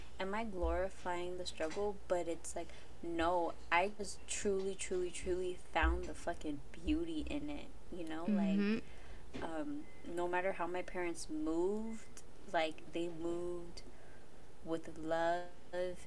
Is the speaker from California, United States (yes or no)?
yes; Los Angeles, California, United States; I grew up in Echo Park, which is basically, like, it was hood until, like, the late 90s, which is when I was born.